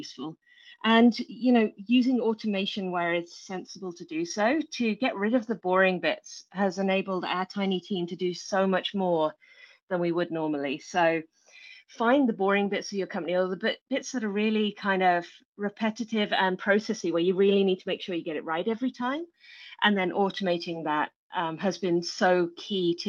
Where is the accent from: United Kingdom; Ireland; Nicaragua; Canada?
United Kingdom; England; moved away as an adult; now in New Zealand; So you will tell from my accent, I'm not originally from New Zealand, but I live in New Zealand now, in a beautiful place in the very top of the North Island. But I was born in England.